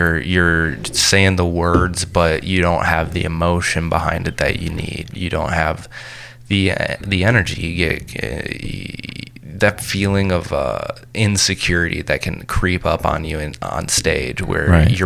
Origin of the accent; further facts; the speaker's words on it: Grand Blanc, Michigan, United States; moved away; also born or lived in Flint, Michigan / Detroit, Michigan; I'm from Grand Blanc, Michigan, right next to it's right next to Flint, Michigan